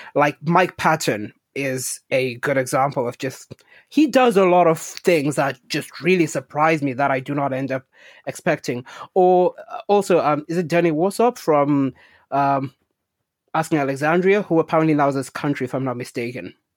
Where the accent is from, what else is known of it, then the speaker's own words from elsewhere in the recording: Zimbabwe; when I was growing up in Zimbabwe